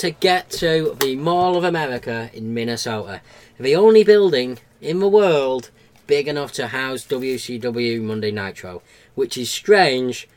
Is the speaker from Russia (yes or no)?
no; United Kingdom; in Britain in particular, where we were and where we were growing up